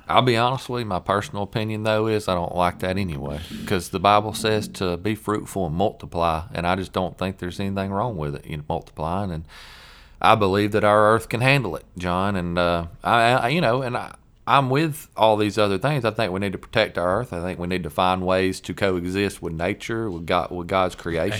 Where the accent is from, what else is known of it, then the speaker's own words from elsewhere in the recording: American South, United States; accent: Southern; our Southern accent